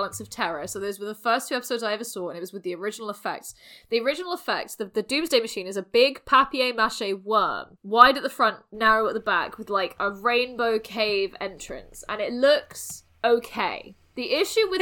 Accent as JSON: {"language": "English", "region": "South West England", "country": "United Kingdom", "tie": "born or raised there", "said": "I grew up in the southwest, so I'm like used to like Plymouth, where there's hundreds of beaches"}